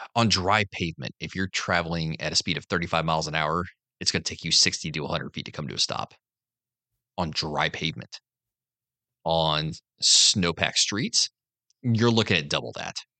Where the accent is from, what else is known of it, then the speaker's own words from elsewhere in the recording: the North, United States; moved away; I'm from the North